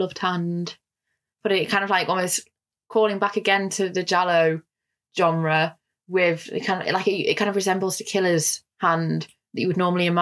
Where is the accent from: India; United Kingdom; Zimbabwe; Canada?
United Kingdom; also born or lived in Italy; I speak Italian and I used to live in Italy, but I'm also British